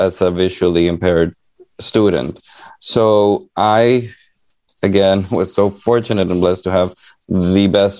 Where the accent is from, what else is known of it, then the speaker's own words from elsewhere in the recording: Honduras; now in United States; I was born and raised in Honduras, a small country and very poor in Central America